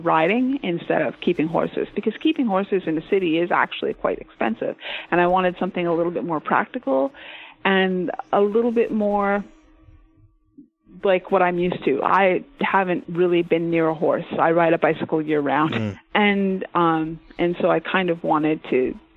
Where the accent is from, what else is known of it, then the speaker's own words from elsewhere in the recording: Calgary, Alberta, Canada; my hometown of Calgary